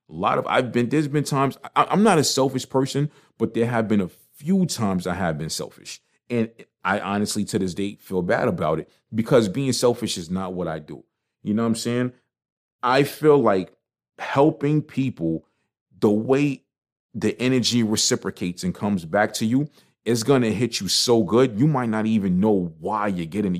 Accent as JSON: {"language": "English", "region": "New York", "country": "United States", "moved": "yes", "said": "even though I live out of town, I'm, I'm a New Yorker"}